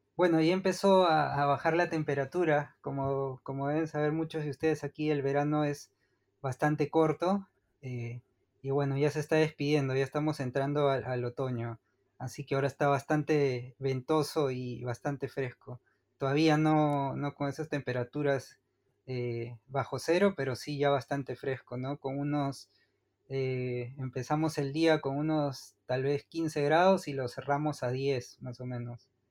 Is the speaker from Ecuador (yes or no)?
no; Lima, Peru; moved away as an adult; also born or lived in Buenos Aires, Argentina; now in Malmö, Sweden; yo nací en, Lima, en la capital de Perú, y estuve ahí. Eh, bueno, ahí estudié todo el colegio